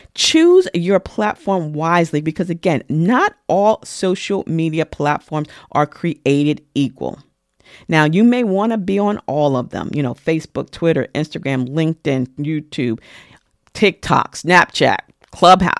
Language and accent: English; New York, United States; as a New Yorker